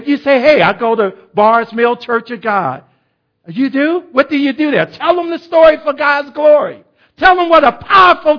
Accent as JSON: {"language": "English", "town": "Chicago", "region": "Illinois", "country": "United States", "moved": "yes", "said": "I was from Chicago"}